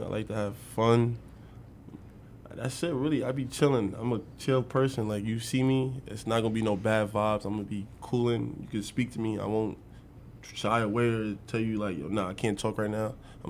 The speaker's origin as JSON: {"language": "English", "region": "New York", "country": "United States", "tie": "born or raised there", "moved": "as an adult", "lives_now": "Nebraska, United States", "said": "growing up in New York"}